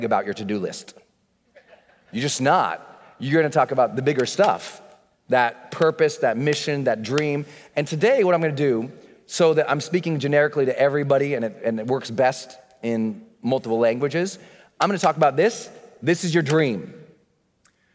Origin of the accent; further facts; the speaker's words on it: Montana, United States; I'd been born and moved us back to Montana where he grew up. And I grew up in Montana